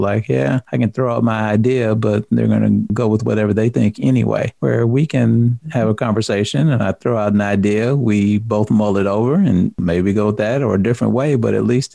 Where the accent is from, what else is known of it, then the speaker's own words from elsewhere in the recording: the South, United States; I'm from the South